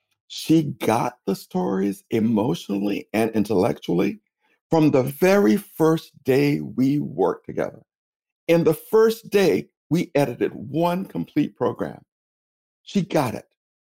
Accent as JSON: {"language": "English", "town": "Tallahassee", "region": "Florida", "country": "United States", "lives_now": "New York City, United States", "said": "I'm originally from Tallahassee, Florida.\" They go, \"I knew you were from the South,\" or \"You sound like a relative of mine,\" right? Because I am Southern. Although I live in New York City, I remain a deeply Southern person in so many ways."}